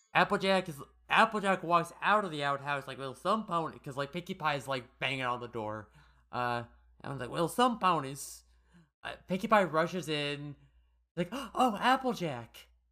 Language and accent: English; Colorado, United States; I'm from Colorado.